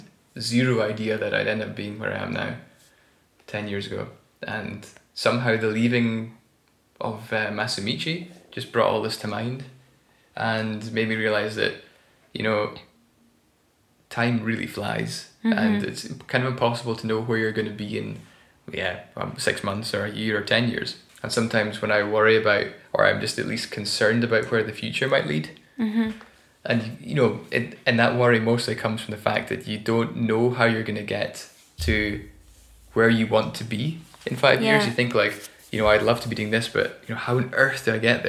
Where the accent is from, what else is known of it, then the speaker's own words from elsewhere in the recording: Scotland, United Kingdom; moved away as an adult; now in Berlin, Germany; I'm a Scottish boy